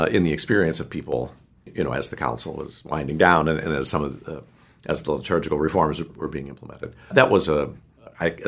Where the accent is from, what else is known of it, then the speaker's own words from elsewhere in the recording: St. Louis, Missouri, United States; I grew up in St. Louis